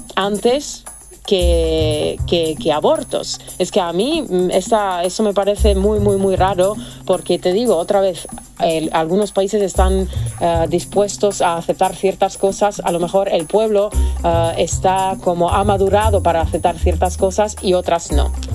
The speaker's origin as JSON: {"language": "Spanish", "country": "Serbia", "moved": "yes", "said": "yo soy de Serbia"}